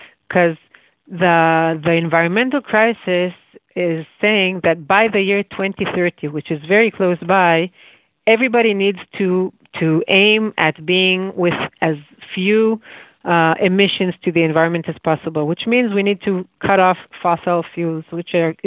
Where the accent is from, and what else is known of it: Israel